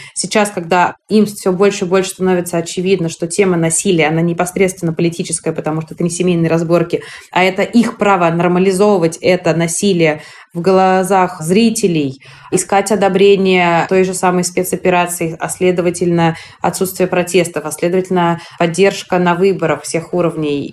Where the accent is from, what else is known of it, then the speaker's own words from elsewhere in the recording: Moscow, Russia; я родилась в Москве, прожив там всю свою жизнь